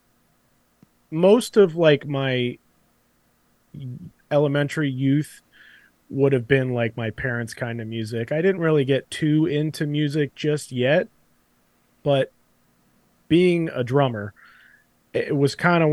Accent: Florida, United States; I grew up in Florida

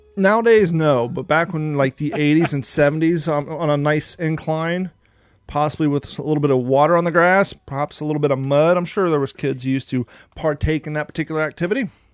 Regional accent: United States; moved away as an adult; also born or lived in Ohio / Kentucky; both of us growing up in Ohio and Kentucky

